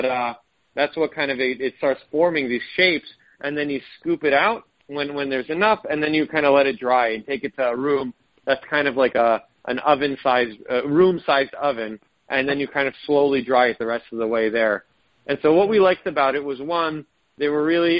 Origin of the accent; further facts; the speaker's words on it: Israel; moved away; I was born in Israel